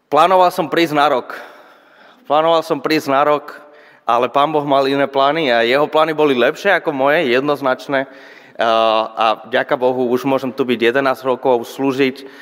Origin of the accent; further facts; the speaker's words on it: Spain; Slovak is a second language; moved away as an adult; now in Žilina, Slovakia; pochádzam zo Španielska